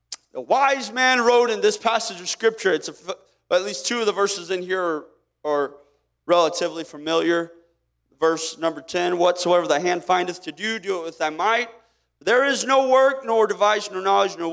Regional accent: Kansas, United States; I didn't choose whether or not I was born in Kansas

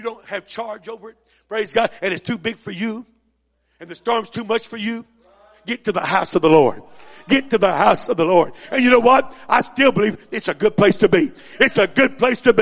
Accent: Missouri, United States; I was raised up in Missouri

